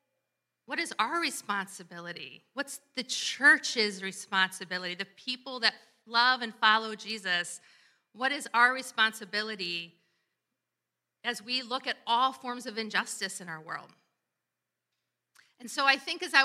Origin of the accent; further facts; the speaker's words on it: Columbus, Ohio, United States; my hometown, Columbus, Ohio, where I'm from